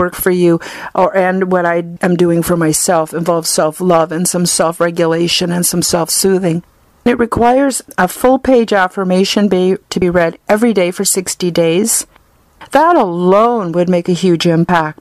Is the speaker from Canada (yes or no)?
yes; Canada; I'm Canadian